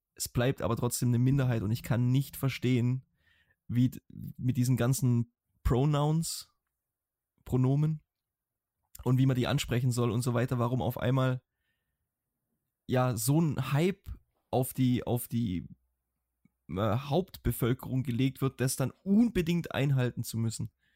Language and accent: German; Germany; now in Iceland; wir Deutschen